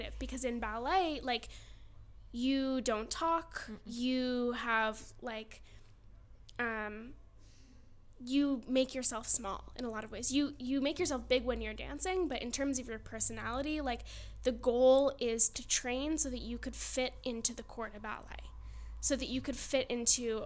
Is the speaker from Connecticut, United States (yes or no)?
yes; Madison, Connecticut, United States; also born or lived in Pennsylvania; I grew up in Connecticut, but I went to Pennsylvania to study